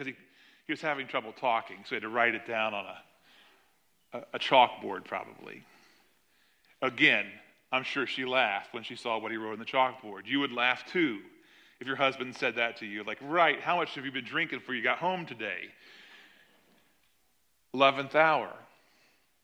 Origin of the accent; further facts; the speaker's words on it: United States; us as American citizens